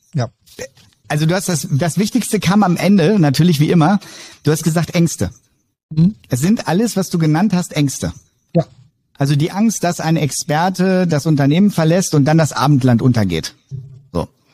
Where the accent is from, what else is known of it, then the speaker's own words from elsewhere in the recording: Wolfenbüttel, Lower Saxony, Germany; Bin ähm, gebürtiger Wolfenbüttler